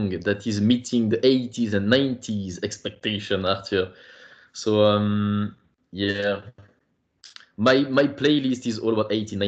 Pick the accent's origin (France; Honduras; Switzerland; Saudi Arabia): France; Parisian suburb, Île-de-France; also born or lived in Ireland / Belgium; I come from the Parisian suburb